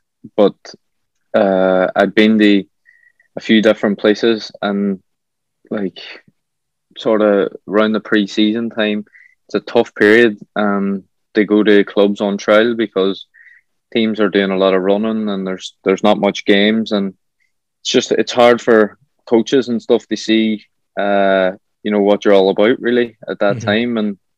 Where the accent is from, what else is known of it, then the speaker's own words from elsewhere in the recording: Ireland; as an Irish lad over there, you ain't going home to your family. You're going home to a host family